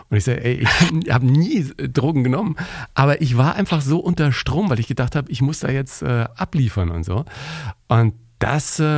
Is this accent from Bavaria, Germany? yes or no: yes; Bavaria, Germany; ich bin ja ein Kind des Bayerischen Rundfunks, ne? ich bin in Bayern groß geworden